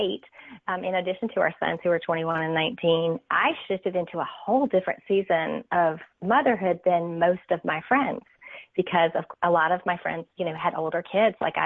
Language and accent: English; North Carolina, United States; I'm from North Carolina